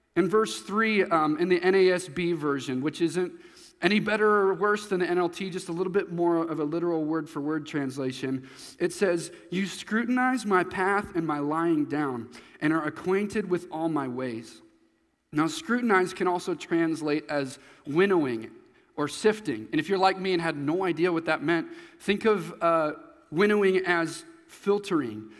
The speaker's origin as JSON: {"language": "English", "region": "Nebraska", "country": "United States", "tie": "born or raised there", "also_born_or_lived": "Missouri", "said": "when I was going into fourth grade. I moved to Nebraska from Missouri"}